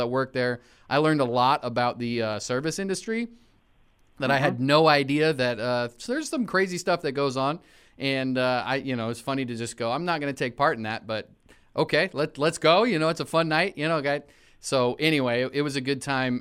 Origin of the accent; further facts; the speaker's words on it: Corvallis, Oregon, United States; my hometown of Corvallis, Oregon